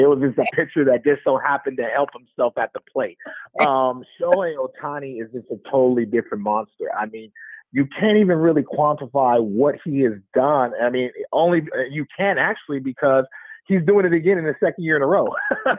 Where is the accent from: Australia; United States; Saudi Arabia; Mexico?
United States; Oakland, California; also born or lived in Alameda, California; just growing up in Oakland and watching Battle of the Bay